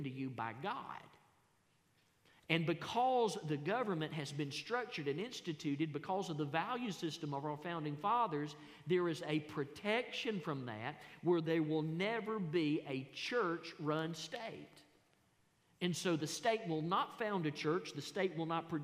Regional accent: United States; We, as American Christians

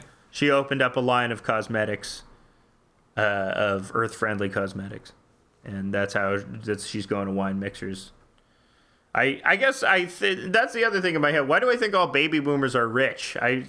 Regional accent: Bavaria, Germany; English is a second language; Forgive my English. Yeah. I'm from Bayern.

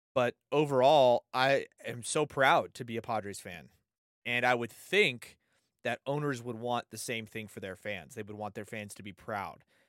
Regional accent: San Diego, California, United States; born and raised in San Diego.

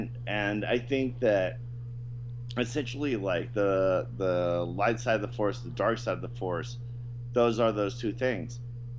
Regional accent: the South, United States; You know, I'm from the South, and I, you know, despise Sherman and all these guys.

